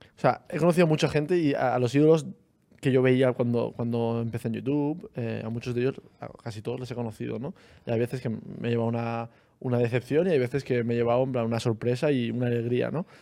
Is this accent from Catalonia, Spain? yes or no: no; Almería, Andalusia, Spain; los dos hemos estudiado en un instituto que se llama El Alborán